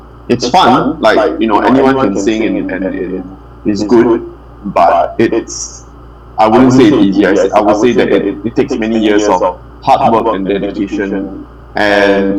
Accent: Singapore; I'm from Singapore

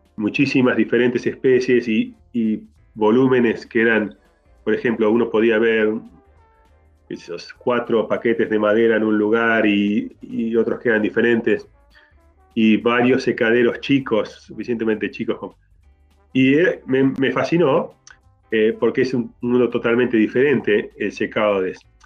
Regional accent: Argentina; moved away; also born or lived in Canada; nací en Argentina y me fui de ahí

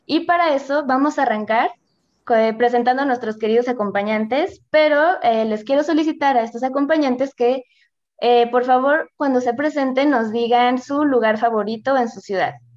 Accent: Querétaro, Mexico; yo soy de Querétaro

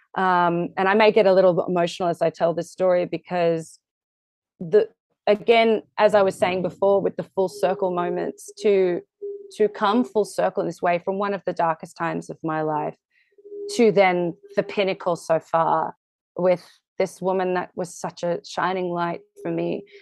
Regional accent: Australia; moved away; I'm very Australian

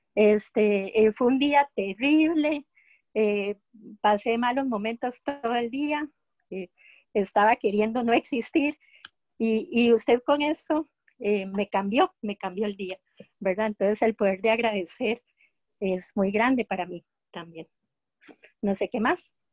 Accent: Costa Rica; de Costa Rica

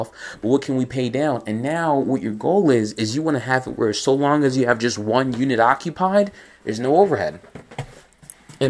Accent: Nigeria; moved away; I'm from Nigeria.

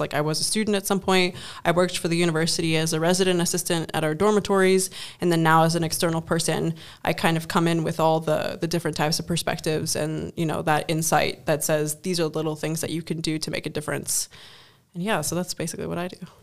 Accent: Germany; moved away as an adult; now in Netherlands; I come from Germany and, you know, coming to the Netherlands

